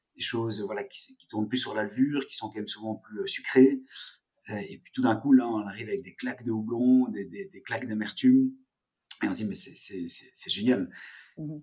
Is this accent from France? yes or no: no; Brussels, Brussels-Capital Region, Belgium; also born or lived in Geneva; je suis né à Bruxelles.